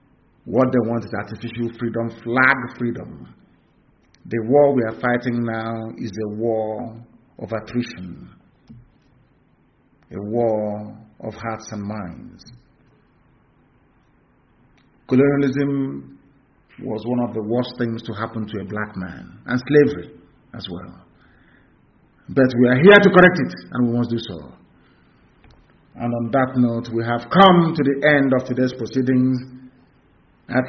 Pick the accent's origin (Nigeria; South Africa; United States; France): Nigeria; Because as a Nigerian, you are the embodiment of stupidity, I can guarantee you that.